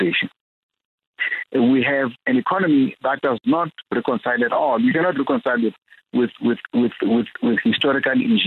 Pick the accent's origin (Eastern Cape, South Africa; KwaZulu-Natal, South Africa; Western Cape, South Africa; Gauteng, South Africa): Eastern Cape, South Africa; a song that we grew up singing in the Eastern Cape